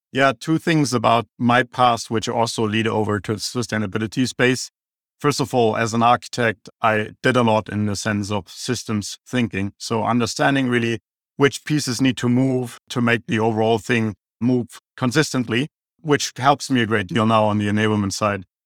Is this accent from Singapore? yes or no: no; Germany; accent: German; English is a second language; now in Phoenix, United States; I have an German accent